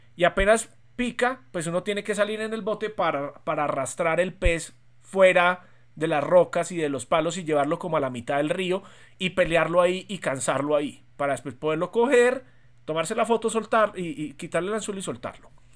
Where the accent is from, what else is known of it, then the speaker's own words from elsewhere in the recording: Medellín, Antioquia, Colombia; now in Bogotá, Colombia; nosotros evidentemente nacimos en Medellín